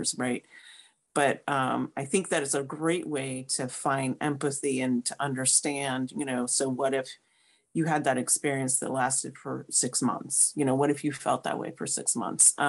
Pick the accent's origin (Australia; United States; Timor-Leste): United States; moved away as an adult; also born or lived in St. Louis, Missouri; I moved back to my home state So I graduated from WashU in St. Louis and then stayed there for like 20 years